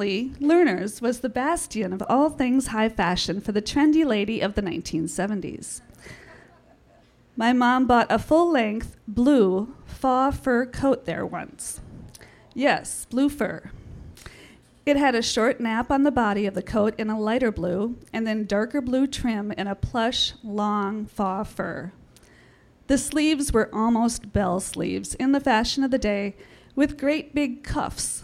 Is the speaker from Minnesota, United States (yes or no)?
yes; St. Paul, Minnesota, United States; born or raised there